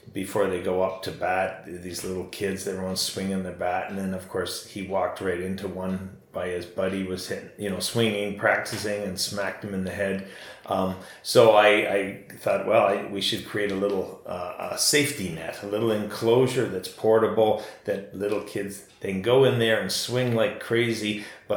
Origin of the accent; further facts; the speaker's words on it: Ontario, Canada; I'm from Ontario